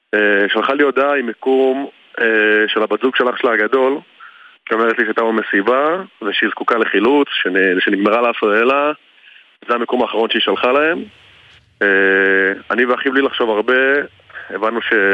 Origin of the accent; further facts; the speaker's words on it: Beersheba, Southern District, Israel; שנינו גדלנו בבאר שבע